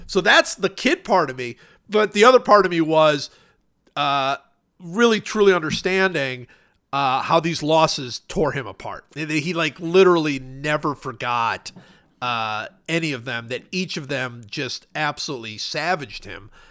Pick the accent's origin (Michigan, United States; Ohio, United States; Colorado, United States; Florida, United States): Ohio, United States; Cleveland; I grew up in Cleveland, and I was a huge Browns fan